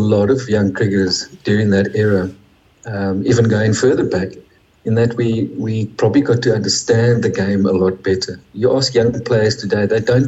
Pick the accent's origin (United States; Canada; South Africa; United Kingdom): South Africa; growing up in South Africa